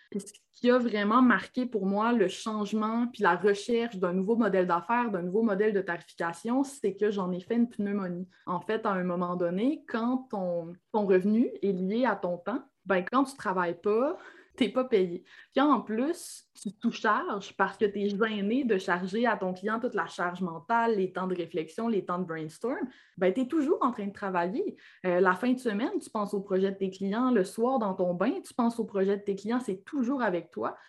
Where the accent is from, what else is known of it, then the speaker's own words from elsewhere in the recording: Alma, Quebec, Canada; accent: Québécois; moved away as an adult; also born or lived in Ottawa, Ontario; now in Quebec City, Canada; Je suis née à Alma, au lac Saint-Jean